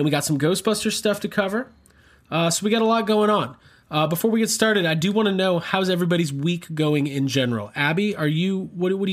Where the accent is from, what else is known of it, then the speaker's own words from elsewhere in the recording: New Orleans, Louisiana, United States; I'm like from New Orleans. I'm like one of those New Orleans